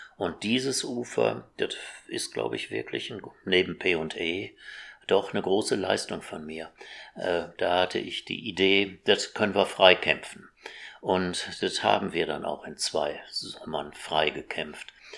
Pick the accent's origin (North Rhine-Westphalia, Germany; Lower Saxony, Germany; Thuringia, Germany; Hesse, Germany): North Rhine-Westphalia, Germany; Essen; ich bin ja in Essen groß geworden